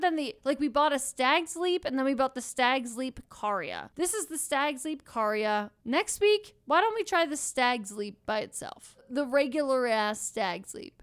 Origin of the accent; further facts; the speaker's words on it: Pennsylvania, United States; I grew up in Pennsylvania